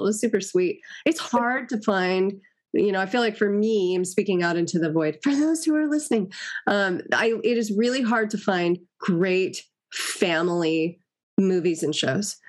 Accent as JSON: {"language": "English", "town": "Los Angeles", "region": "California", "country": "United States", "tie": "born or raised there", "said": "I grew up in Los Angeles"}